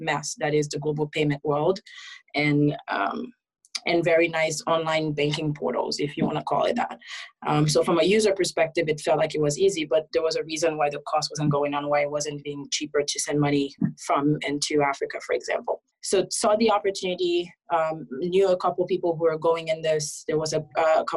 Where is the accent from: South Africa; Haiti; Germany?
Haiti; now in United States; I was originally born and raised in Haiti. Moved after a lot of political turmoil. So my mom and I end up migrating to the US as asylum seekers.